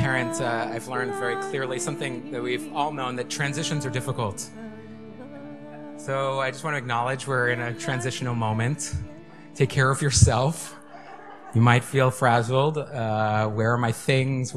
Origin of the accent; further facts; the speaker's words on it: New York City, New York, United States; moved away as an adult; now in Ulster County, United States; I grew up in Manhattan